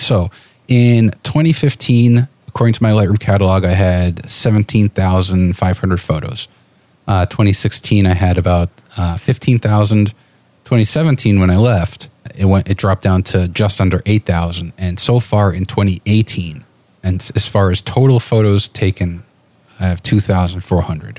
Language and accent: English; New York City, New York, United States; also born or lived in Lincoln, Nebraska; now in Portland, United States; I'm from New York City